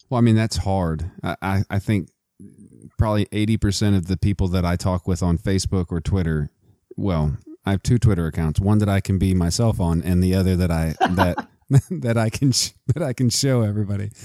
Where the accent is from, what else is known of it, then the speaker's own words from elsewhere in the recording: Midland, Texas, United States; I'm also from Texas. I'm from Midland, Texas